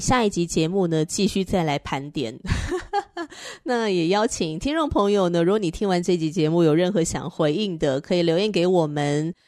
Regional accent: northern Taiwan, Taiwan; 那我是彻头彻尾的北部人啊

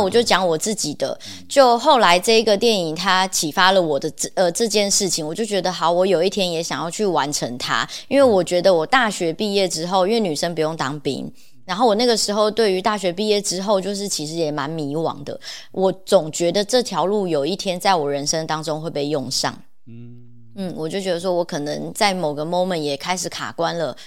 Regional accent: Taiwan; 像我家乡就是在台湾嘛

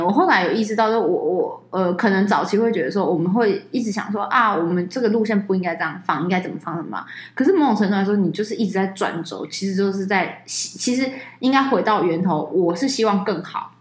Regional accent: Taiwan; 我们台湾人嘛

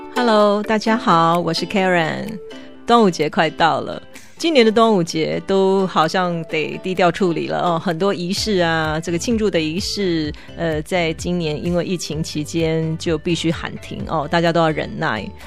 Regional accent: Taiwan; 我们台湾人讲的过日子

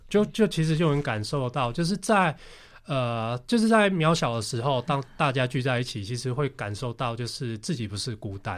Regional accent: Taiwan; 跟那个我们台湾人常常就是每年夏天都会碰到的台风

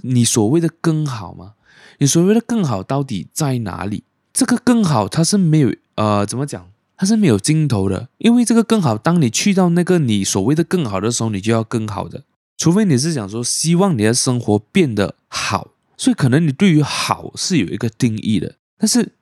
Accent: Malaysia; also born or lived in Penang; 因为我马来文不是很好，虽然说我是马来西亚人

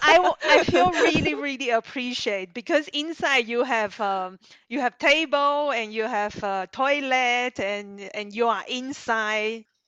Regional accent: Zhongli, Taoyuan, Taiwan; moved away as an adult; also born or lived in Australia; now in Switzerland; I'm from Taiwan, uh, north of Taiwan, uh, a city called Zhongli.

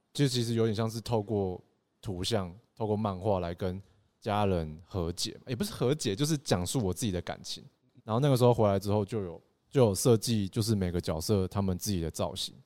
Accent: Taitung, Taitung County, Taiwan; moved away as an adult; also born or lived in Taipei; 我们台东人活在这个土地上面

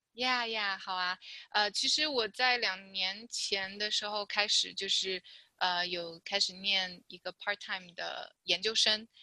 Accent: China; now in California, United States; 因为我是在大陆出生的

